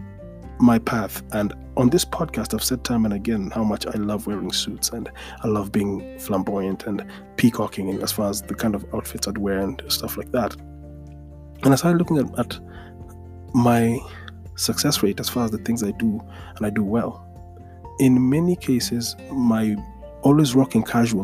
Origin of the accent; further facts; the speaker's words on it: Nairobi, Kenya; being born and raised in Nairobi